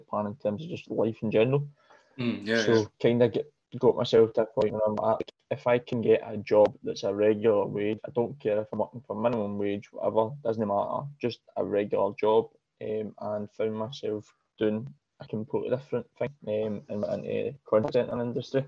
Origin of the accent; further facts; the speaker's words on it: Glasgow, Scotland, United Kingdom; I'm from Pollock originally, and up until that point we'd stayed in Pollock all my days, basically